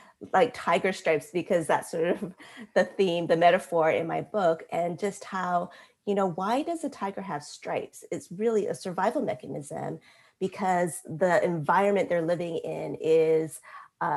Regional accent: United States; growing up in America

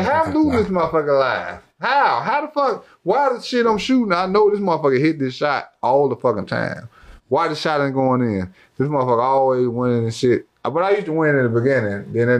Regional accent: Oak Park, Illinois, United States; born or raised there

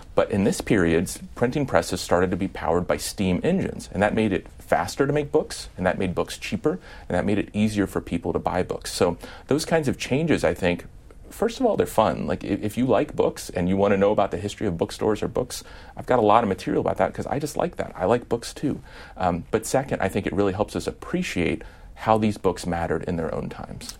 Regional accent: Midwest, United States; I'm from the Midwest

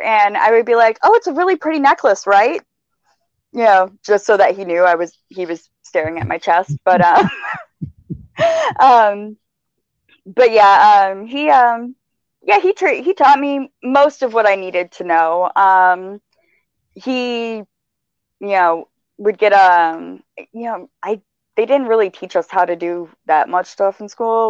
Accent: Michigan, United States; I'm from Michigan, driving in snow

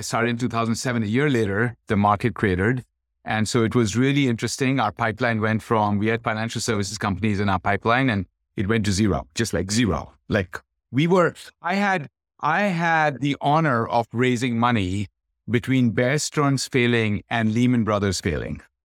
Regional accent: Kolkata, West Bengal, India; moved away; born and brought up in Calcutta

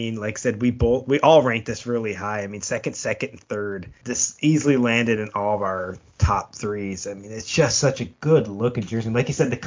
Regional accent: Buffalo, New York, United States; I'm from Buffalo

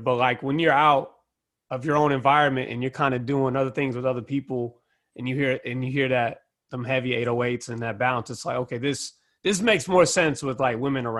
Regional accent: the South, United States; I'm from the South

